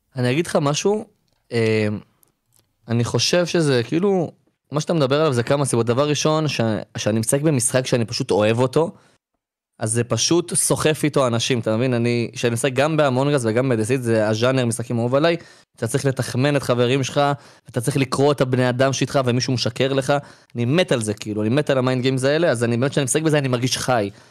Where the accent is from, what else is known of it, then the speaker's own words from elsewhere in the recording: Ramla, Central District, Israel; אני עוד מרמלה